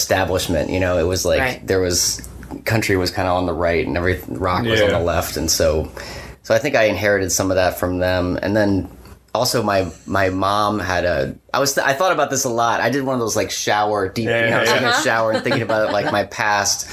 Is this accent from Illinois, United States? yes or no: no; Virginia, United States; moved away as an adult; also born or lived in Loudoun County, Virginia / Whitestone, Virginia / Philadelphia / West Tennessee; I grew up in Virginia